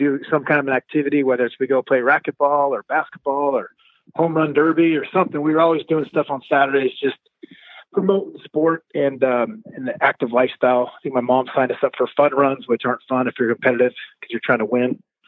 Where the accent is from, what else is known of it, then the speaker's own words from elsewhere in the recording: San Diego, California, United States; It was fun, you know. Didn't know any different. It's cold if you could see your breath.